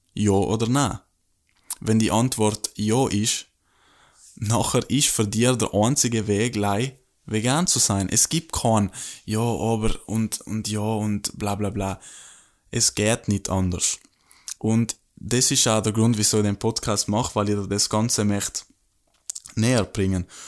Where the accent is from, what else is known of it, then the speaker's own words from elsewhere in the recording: South Tyrol, Trentino-Alto Adige, Italy; bei uns in Südtirol